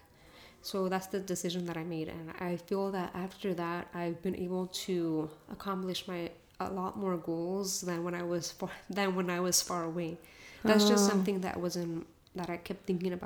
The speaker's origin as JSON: {"language": "English", "country": "United States", "tie": "born or raised there", "first_language": "Spanish", "second_language": "English", "said": "I was born here in the U.S."}